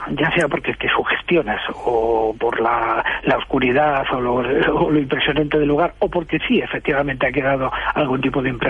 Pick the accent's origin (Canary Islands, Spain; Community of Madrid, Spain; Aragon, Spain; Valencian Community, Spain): Community of Madrid, Spain; El Escorial